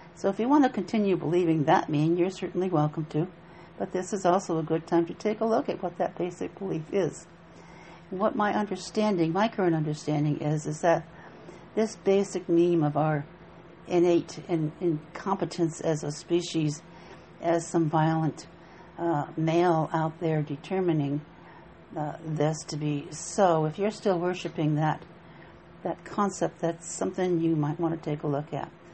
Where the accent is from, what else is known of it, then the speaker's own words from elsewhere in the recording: Appalachia, United States; I grew up in Appalachia in a log cabin up in the mountains